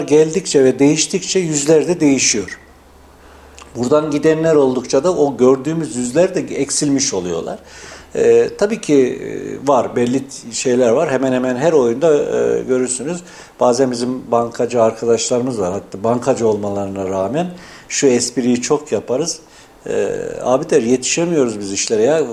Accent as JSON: {"language": "Turkish", "town": "Yeşilhisar", "region": "Kayseri Province", "country": "Turkey", "tie": "born or raised there", "said": "Kayseri Yeşilisar doğumluyum."}